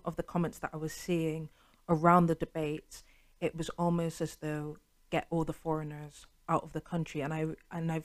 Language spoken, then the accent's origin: English; United Kingdom; I was born here, I've paid my taxes, I've been brought up in the education system, I've been brought up in British culture.